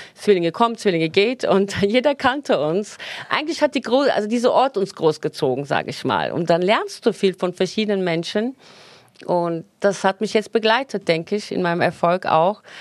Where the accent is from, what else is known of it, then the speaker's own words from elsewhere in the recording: Turkey; moved away; Wir sind in der Türkei groß geworden